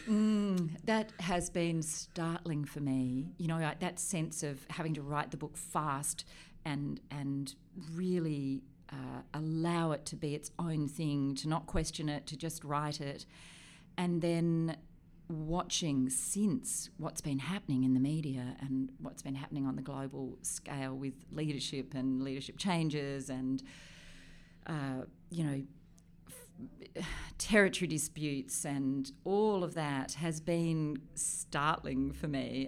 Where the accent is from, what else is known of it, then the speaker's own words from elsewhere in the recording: River Derwent, Tasmania, Australia; moved away as an adult; also born or lived in Switzerland / Europe; I grew up on the River Derwent